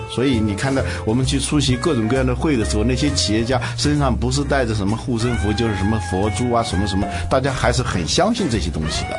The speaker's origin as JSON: {"language": "Chinese", "country": "China", "said": "我们中国人"}